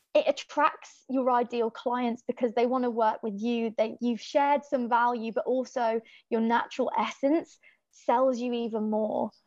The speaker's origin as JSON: {"language": "English", "town": "Birmingham", "region": "West Midlands", "country": "United Kingdom", "also_born_or_lived": "Donegal, Ireland", "accent": "Irish", "said": "I'm from Birmingham, England, but I would call home Ireland, Donegal, because that's where all of my family are from and that's where i spent every summer as a child"}